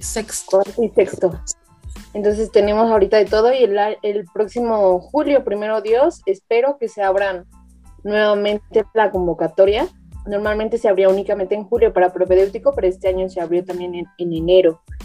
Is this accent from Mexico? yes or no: yes; Toluca, State of Mexico, Mexico; yo soy de Toluca